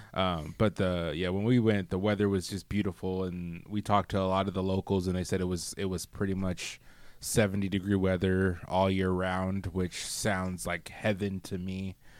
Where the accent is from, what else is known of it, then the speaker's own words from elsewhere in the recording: Michigan, United States; moved away as an adult; I grew up in the Midwest. I grew up in Michigan